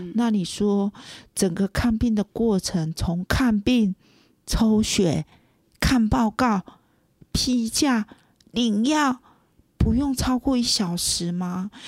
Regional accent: Tainan, Taiwan; moved away as an adult; also born or lived in Kaohsiung; now in Puli, Taiwan; 我本身是台南人

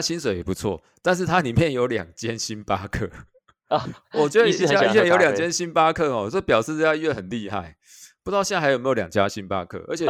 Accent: Kaohsiung, Taiwan; moved away as an adult; also born or lived in Taichung / Taipei; 我本身是高雄人啊，但是我是中山医毕业的，中山中山医学大学毕业，高雄人，中山医学大学毕业。

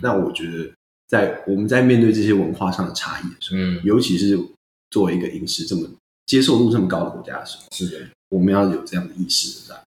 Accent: Taiwan; 我们台湾人

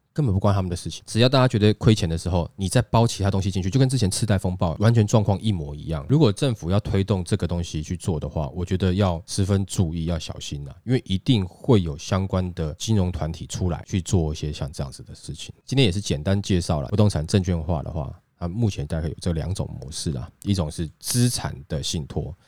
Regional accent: Taiwan; 我们台湾人比较有人情味

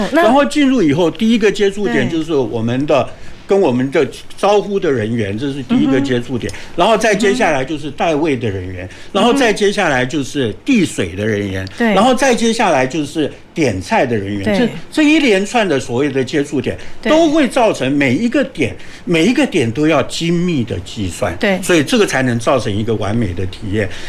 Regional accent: Taiwan; 所以我们台湾人讲嘛，

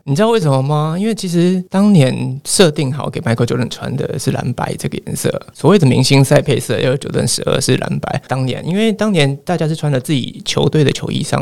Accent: Nantou County, Taiwan; 我是在呃南投长大

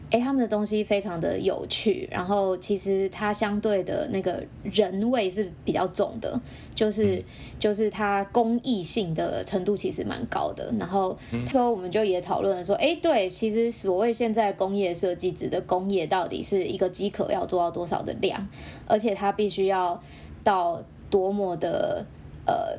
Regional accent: Taiwan; 因为我们台湾人应该每个人小时候都自己组过店

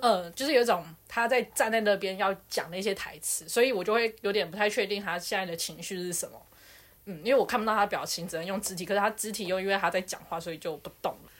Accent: Taiwan; 我就是台湾人

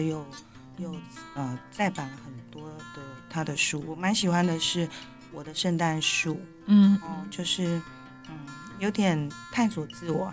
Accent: Taiwan; 我们台湾人

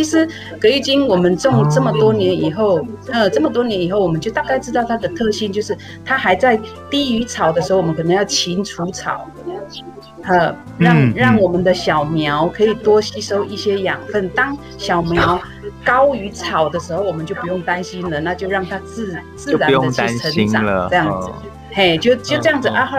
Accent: Yuli, Hualien County, Taiwan; also born or lived in northern Taiwan; 我们算是呃从北部再回来的一些，算是一开始回，我们已经其实，在部落里边，我们已经将近十几年开始在在，其实回到部落已经十几年了，

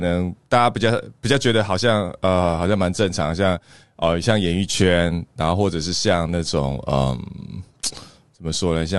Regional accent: Taiwan; 我们会是台湾人，其实就已经决定我们是台湾人的某一种宿命。

